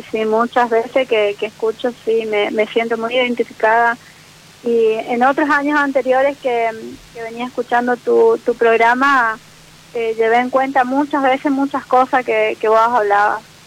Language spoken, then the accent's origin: Spanish; Posadas, Misiones, Argentina; Soy de Posadas Misiones